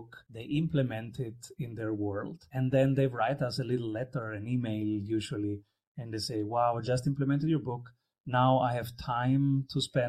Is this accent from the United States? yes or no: no; Rome, Lazio, Italy; I was born in Rome.